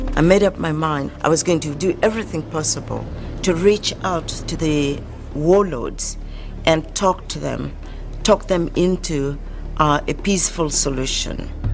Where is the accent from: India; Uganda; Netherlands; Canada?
Uganda; I'm from Uganda